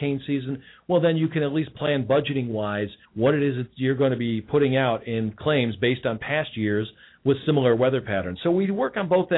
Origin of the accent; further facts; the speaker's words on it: Elmwood Park, Illinois, United States; now in Cincinnati, United States; I grew up originally in the Chicago area, on the near west side of Chicago in a little suburb called Elmwood Park